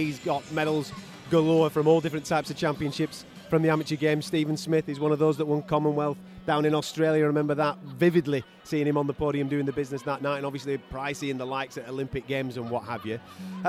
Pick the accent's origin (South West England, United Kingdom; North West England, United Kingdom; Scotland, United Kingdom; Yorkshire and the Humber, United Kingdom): North West England, United Kingdom; Liverpool; I know this is you're going to sound quite biased, obviously being a Scouser